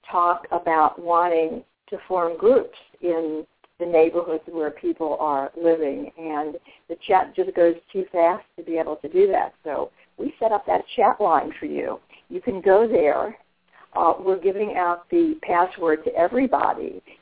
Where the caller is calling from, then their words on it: Texas, United States; I'm from Texas.